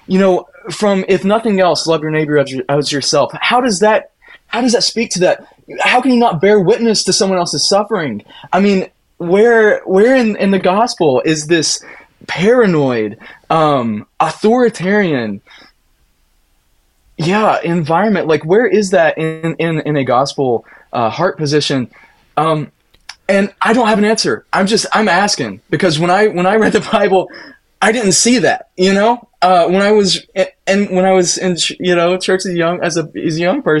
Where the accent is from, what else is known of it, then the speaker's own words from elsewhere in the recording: Appalachia, United States; now in Minneapolis, United States; as an Appalachian kid